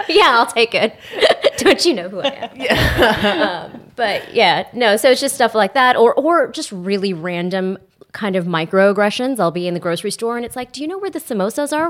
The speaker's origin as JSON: {"language": "English", "region": "Texas", "country": "United States", "tie": "born or raised there", "moved": "as an adult", "lives_now": "Australia", "said": "growing up in Texas"}